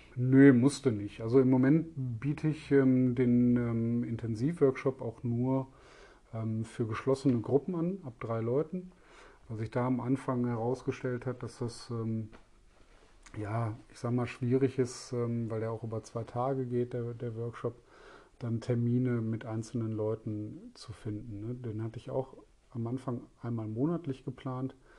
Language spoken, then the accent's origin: German; Essen, North Rhine-Westphalia, Germany; Da ich selber gebürtiger Essener bin